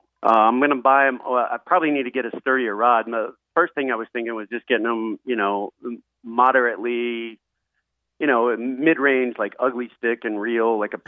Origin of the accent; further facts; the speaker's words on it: Jacksonville, Florida, United States; moved away as an adult; now in Virgin Islands; growing up in Jacksonville, and of course living down in the Caribbean.